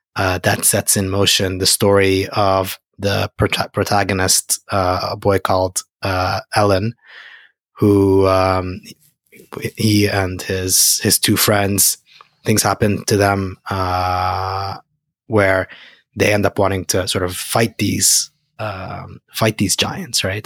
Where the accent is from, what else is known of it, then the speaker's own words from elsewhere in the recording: Egypt; moved away; I'm from Egypt.